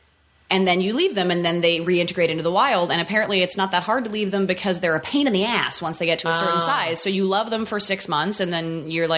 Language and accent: English; Canada; I am, kind of. I'm Canadian. We don't do these things a lot.